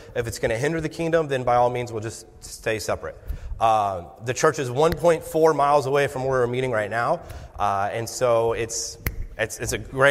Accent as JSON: {"language": "English", "town": "Sarasota", "region": "Florida", "country": "United States", "tie": "born or raised there", "also_born_or_lived": "Colorado / New Jersey", "moved": "as an adult", "said": "Florida, that's where I'm from."}